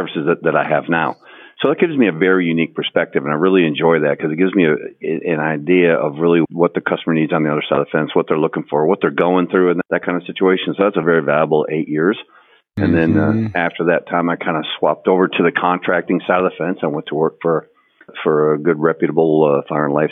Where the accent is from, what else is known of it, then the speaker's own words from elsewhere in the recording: Wisconsin, United States; moved away as an adult; now in Houston, United States; literally out in the country in Wisconsin